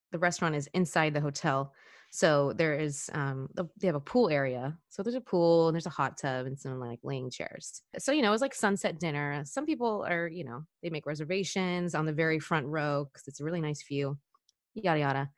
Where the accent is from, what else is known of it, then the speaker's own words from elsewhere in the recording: Washington, United States; moved away as an adult; also born or lived in Hawaii; now in California, United States; I grew up in Washington my whole life.